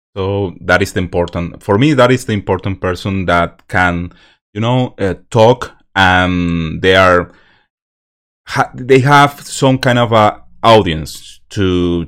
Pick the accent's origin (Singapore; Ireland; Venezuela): Venezuela; English is a second language; moved away; I'm from Venezuela